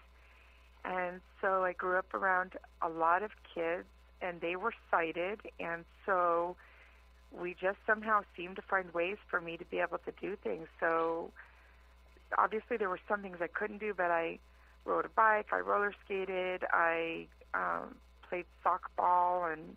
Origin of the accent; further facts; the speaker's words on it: Carson, California, United States; also born or lived in Los Angeles, California; I was born in Los Angeles, California, raised in Carson, which is part of the LA City Schools